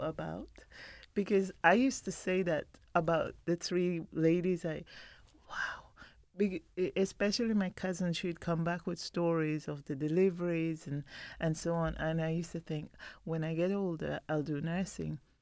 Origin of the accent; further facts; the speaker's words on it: Belize; now in London, United Kingdom; I was born in Belize